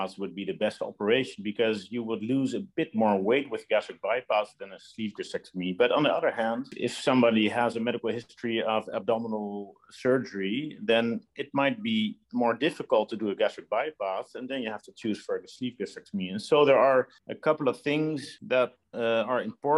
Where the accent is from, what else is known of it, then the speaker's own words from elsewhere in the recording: Netherlands; moved away as an adult; also born or lived in Los Angeles, United States; now in Belgium; I'm originally from the Netherlands, where I was trained as well